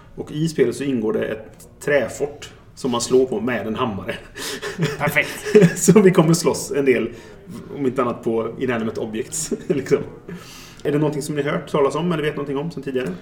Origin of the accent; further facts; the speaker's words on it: Trollhättan, Västra Götaland, Sweden; now in Gothenburg, Sweden; Det här är ju alltså min gamla hemort. Jag kommer från Trollhättan från början.